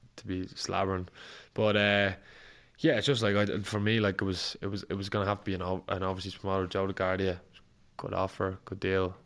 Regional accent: Ireland; an Irish fighter

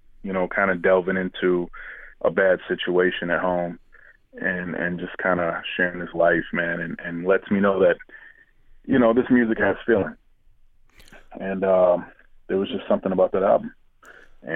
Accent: Grand Rapids, Michigan, United States; now in Detroit, United States; I'm originally from Grand Rapids

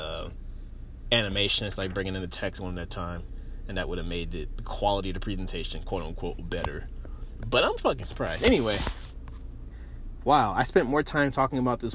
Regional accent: Greenville, Mississippi, United States; moved away as an adult; also born or lived in Boise, Idaho; now in Champaign, United States; Greenville, Mississippi, which is my hometown

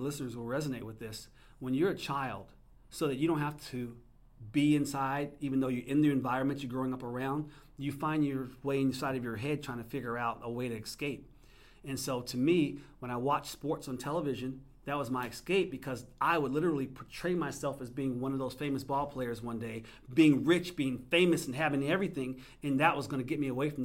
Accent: New Jersey, United States; I'm originally from New Jersey

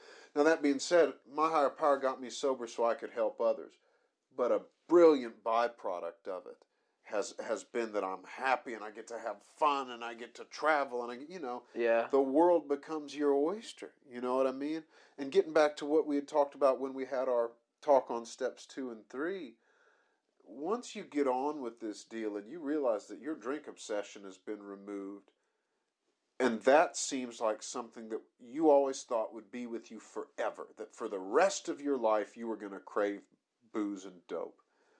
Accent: United States; now in United Kingdom; I am American.

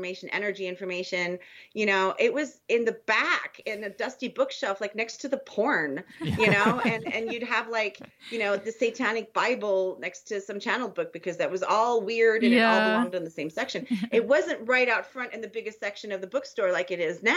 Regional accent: Germany; moved away; as a child in Germany, you know, in the 70s

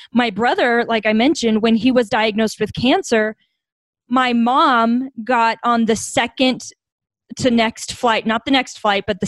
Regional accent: Bastrop, Texas, United States; also born or lived in Colorado Springs, Colorado; now in Denver, United States; I grew up in Bastrop, Texas.

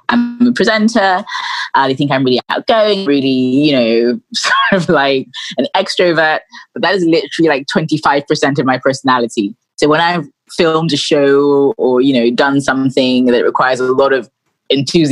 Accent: London, United Kingdom; moved away as an adult; also born or lived in Sussex; now in Nigeria; I was born in London, and then when I was about three, I moved back to Nigeria with my family, and I lived here till I was about 9 and a half, and then I moved back to London. I went to school in Sussex

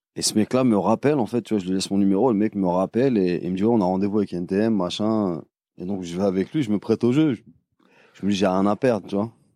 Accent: Paris, Île-de-France, France; je suis de Paris

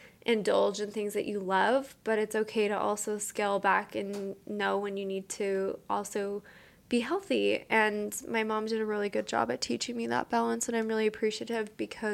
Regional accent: Utah, United States; So growing up in Utah in like the 80s and 90s, a lot of women didn't have to work.

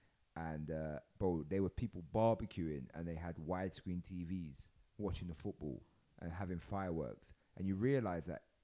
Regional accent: London, United Kingdom; I'm from London and I love it, but it ain't the best city in the world.

